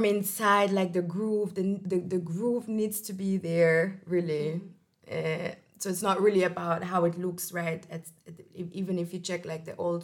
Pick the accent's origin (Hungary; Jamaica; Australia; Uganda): Hungary; moved away as an adult; also born or lived in Portugal; now in Austria; I'm coming from Hungary